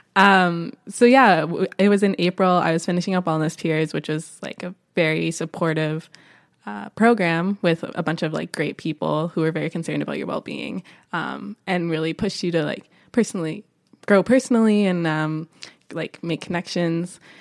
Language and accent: English; Niagara Falls, Ontario, Canada; moved away as an adult; also born or lived in Spain; now in Vancouver, Canada; I'm originally from Niagara Falls, Ontario, but came out here for school